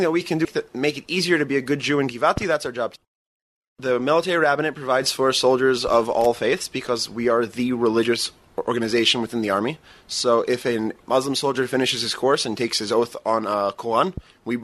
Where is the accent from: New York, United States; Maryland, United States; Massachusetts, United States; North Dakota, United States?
New York, United States; New York City; moved away as an adult; now in Israel; I grew up in the Bronx, New York, for 21 years and then made Aliyah in 2018